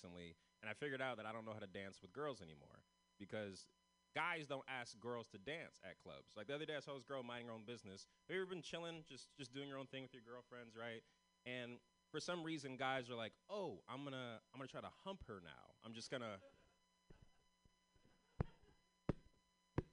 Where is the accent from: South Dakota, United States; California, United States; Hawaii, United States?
California, United States; San Francisco; I'm from San Francisco. I'm one of the only ones from San Francisco in this festival tonight.